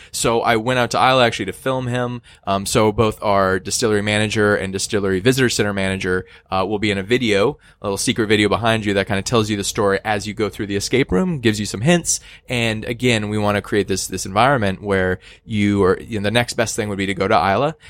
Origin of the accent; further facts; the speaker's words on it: Northwest, United States; I'm from the Northwest